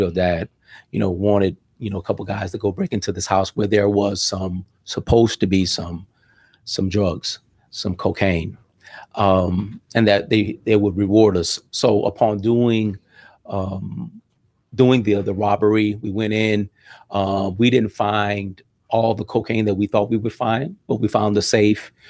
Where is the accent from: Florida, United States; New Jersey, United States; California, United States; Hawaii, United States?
Florida, United States; Miami Gardens; also born or lived in Cutler Ridge; we settled down in, in, in, in Ca, in, in Carroll City area, and, and that's where I grew up